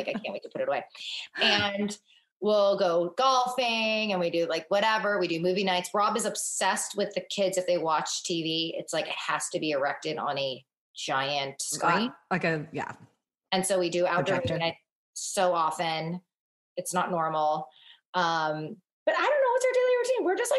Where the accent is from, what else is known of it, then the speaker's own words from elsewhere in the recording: northern China, China; And we're both from Northern China. We're just 2 years apart.